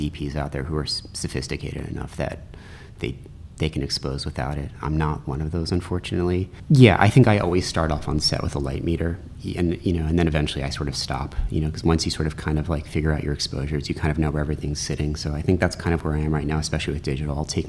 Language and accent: English; Baltimore, Maryland, United States; also born or lived in New York; I am originally from New York, but my family moved down to Baltimore, you know, when I was in middle school. So I kind of spent middle and high school down there